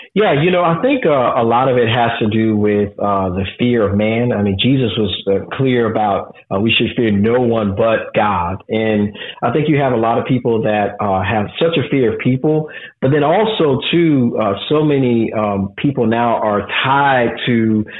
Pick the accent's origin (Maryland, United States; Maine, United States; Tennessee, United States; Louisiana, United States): Louisiana, United States; New Orleans; moved away as an adult; I was born and raised in New Orleans, uh, same neighborhood that I was literally born